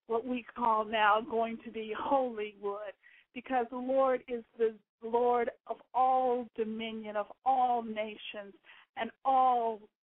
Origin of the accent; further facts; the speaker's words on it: Georgia, United States; I am a military brat, born and raised in Georgia, moved around.